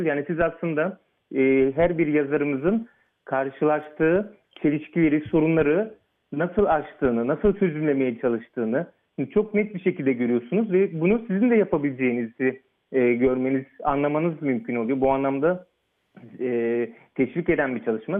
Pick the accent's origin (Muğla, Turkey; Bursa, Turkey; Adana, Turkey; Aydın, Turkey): Muğla, Turkey; Fethiye; moved away as an adult; also born or lived in Ankara / Istanbul; now in Oxford, United Kingdom; ben e, ilkokulu ve Anadolu Lisesi'ni Fethiye'de, Muğla Fethiye'de e, okudum